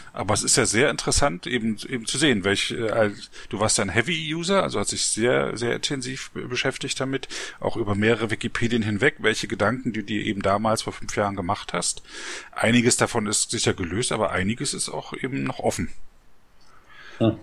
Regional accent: East Germany, Germany; ich bin ja in der DDR aufgewachsen.

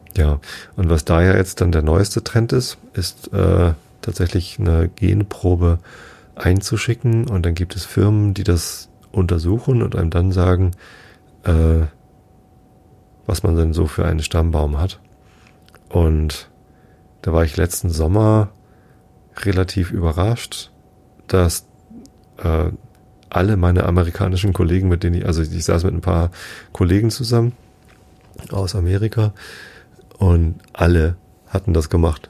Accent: Wistedt, Lower Saxony, Germany; ich bin in Wistedt aufgewachsen, samt Gemeinde Tostit

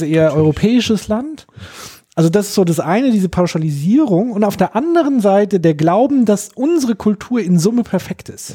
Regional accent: Germany; bei uns in Deutschland

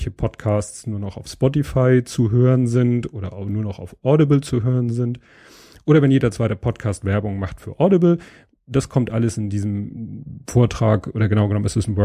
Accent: Hamburg, Germany; als gebürtiger Hamburger äh, hat man davon schon mal gehört.

